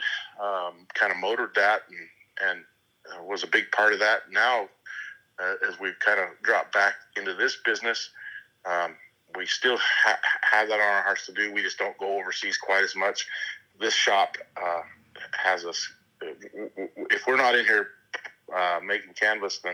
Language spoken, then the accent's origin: English; Lehi, Arizona, United States; moved away as an adult; also born or lived in Idaho; now in Oriana, United States; I grew up in a little hay community called Lehi, Arizona. I was there 20 years